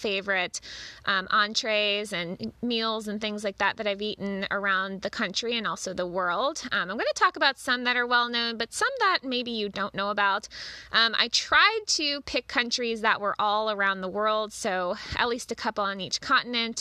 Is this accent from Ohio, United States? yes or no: yes; Cincinnati, Ohio, United States; now in Cleveland, United States; I just was in Cincinnati again, my hometown where I'm from